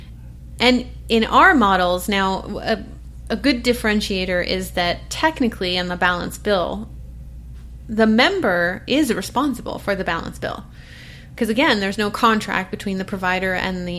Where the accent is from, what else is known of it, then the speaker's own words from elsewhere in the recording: Portland, Oregon, United States; I'm from Portland, Oregon. That's where I live